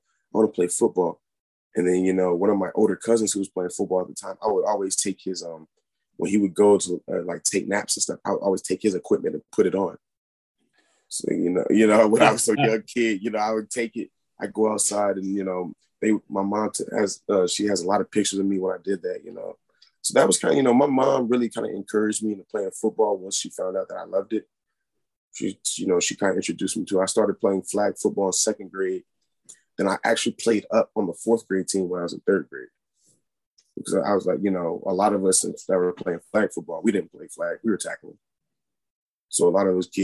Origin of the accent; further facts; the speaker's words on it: Murray, Kentucky, United States; I'm from Murray, Kentucky originally, which I am currently here right now